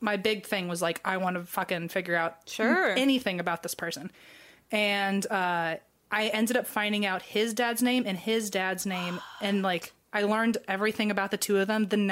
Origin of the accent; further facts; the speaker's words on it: New Jersey, United States; I was born in New Jersey